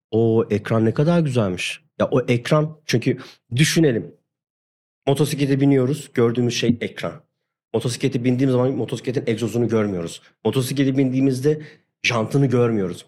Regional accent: Hatay, Turkey; moved away; ben Hataylıyım.

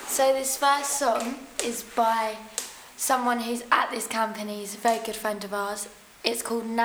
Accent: Maidstone, South East England, United Kingdom; also born or lived in Sheerness; I'm 16 and I'm from Maidstone and Sheerness.

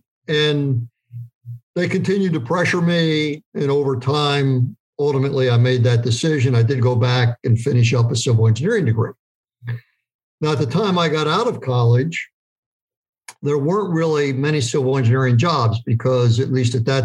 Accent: York, Pennsylvania, United States; I grew up in York, Pennsylvania

